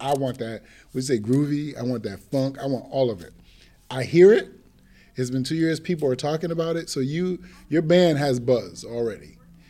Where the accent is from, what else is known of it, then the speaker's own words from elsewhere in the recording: New England, United States; moved away as an adult; also born or lived in Virginia; a person growing up in New England, when I first moved to Virginia in 92